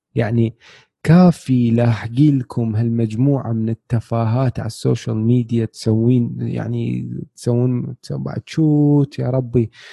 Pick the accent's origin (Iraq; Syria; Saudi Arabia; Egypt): Iraq; إحنا كعراقيين، كشعب